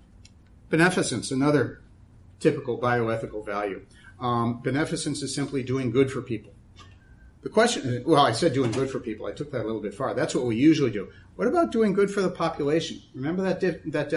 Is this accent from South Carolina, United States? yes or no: no; Massachusetts, United States; born or raised there